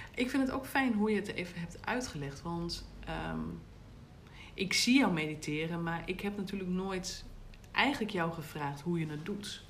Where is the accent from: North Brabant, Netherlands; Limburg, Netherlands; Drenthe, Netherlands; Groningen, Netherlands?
Groningen, Netherlands; ik ben natuurlijk wel echt ehm, als een Groninger opgevoed